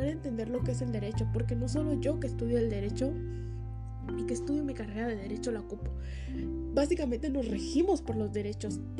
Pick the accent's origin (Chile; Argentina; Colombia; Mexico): Mexico; En este caso, yo soy mexicana y gozo de todas las garantías individuales que me proporciona la Constitución de los Estados Unidos mexicanos